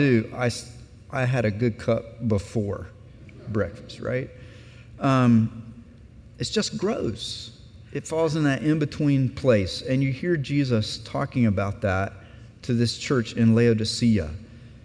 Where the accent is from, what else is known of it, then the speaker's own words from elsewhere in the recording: South Carolina, United States; moved away as an adult; also born or lived in Aberdeen, Scotland; I grew up in South Carolina